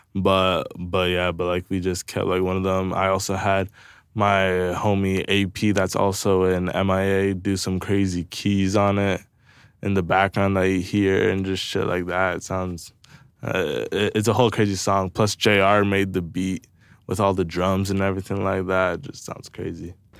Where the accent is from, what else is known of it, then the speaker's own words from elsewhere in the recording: Brantford, Ontario, Canada; I'm also from Brantford